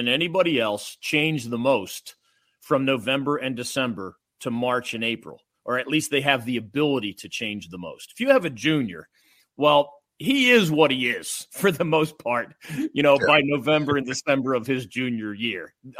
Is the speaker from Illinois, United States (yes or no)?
no; Philadelphia, Pennsylvania, United States; my hometown Philadelphia Eagles